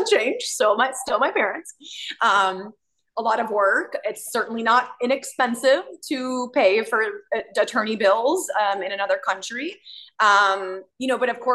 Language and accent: English; United States; I was born in America